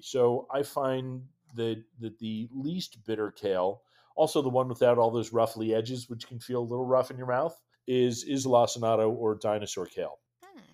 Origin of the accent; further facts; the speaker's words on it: Western Massachusetts, United States; moved away as an adult; now in Washington, D.C., United States; I grew up in Western Massachusetts uh, and moved down here back in 2003